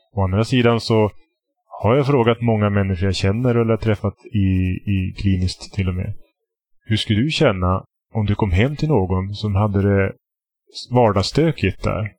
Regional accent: Västerbotten County, Sweden; jag är från Västerbotten

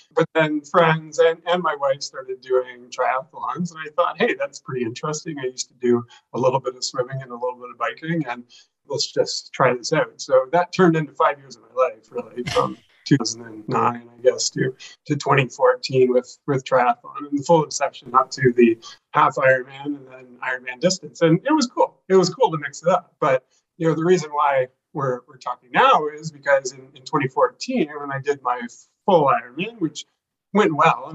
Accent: Brantford, Ontario, Canada; moved away as an adult; also born or lived in Toronto, Ontario; now in British Columbia, Canada; I'm from Ontario. I live in BC now, but I'm from Brantford, Ontario, which is the home of Wayne Gretzky.

